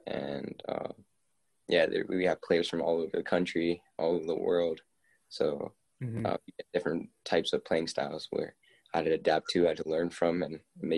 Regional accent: South Riding, Virginia, United States; I'm 17 from South Ryan, Virginia.

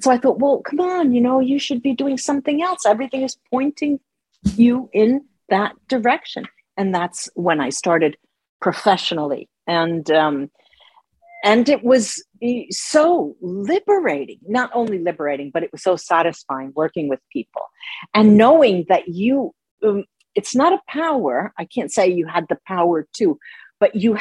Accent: United States; moved away as an adult; also born or lived in Tuscany, Italy; now in Rome, Italy; both of my parents are Italian, but I grew up in the United States. So half of my life was in the United States

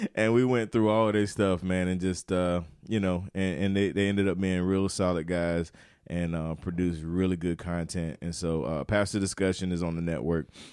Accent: Turkey, North Carolina, United States; Turkey, North Carolina, uh, where I grew up

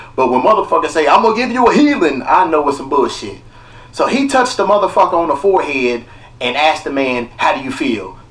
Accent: Kentucky, United States; now in Los Angeles, United States; I'm from Kentucky. I didn't know I had peoples out here.

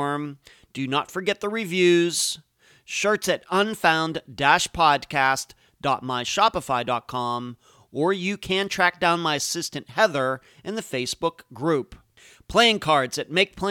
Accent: Pennsylvania, United States; I'm originally from Pennsylvania

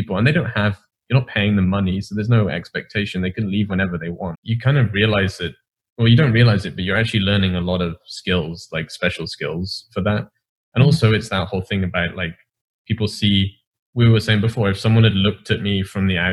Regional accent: England, United Kingdom; as an English person, you live this sheltered life

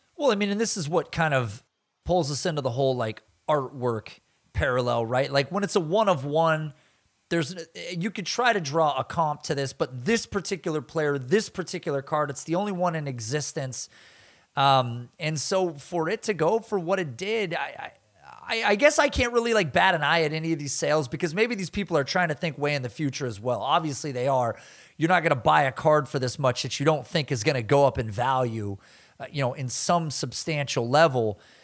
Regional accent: the Northwest, Pacific Northwest, United States; I am from the Northwest

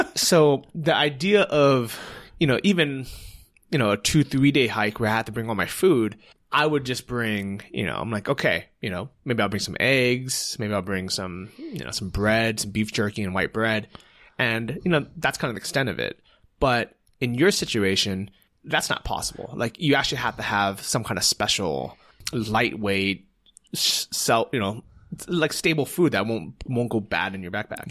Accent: United States; as an American

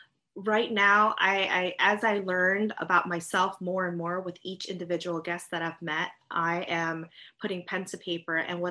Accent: United States; also born or lived in Vietnam (family origin); being Asian American.

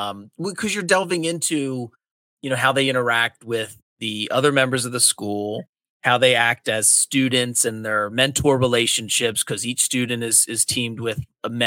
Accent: Delaware County, Pennsylvania, United States; I grew up in Delaware County, Pennsylvania, the southeastern corner. It's a suburb of Philly.

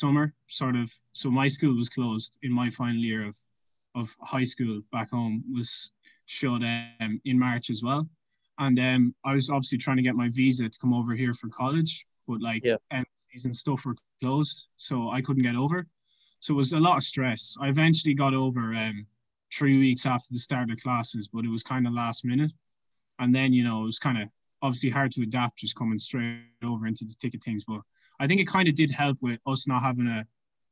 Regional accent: Ireland; moved away as an adult; now in Tulsa, United States; I'm originally from Ireland, so I played kind of numerous different sports, but mainly played soccer and hurling

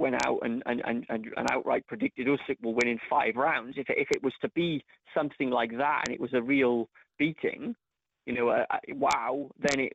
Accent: Cardiff, Wales, United Kingdom; my hometown of Cardiff

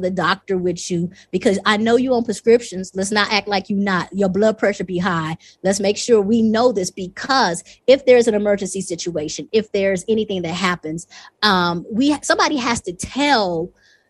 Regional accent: the South, United States; moved away as an adult; also born or lived in California; now in Rwanda; I'm from the South

